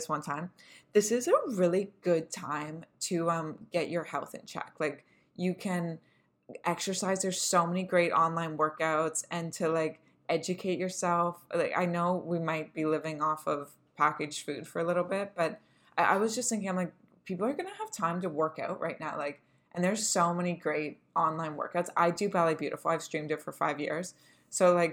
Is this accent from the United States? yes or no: no; Canada; we're millennials and we're Canadian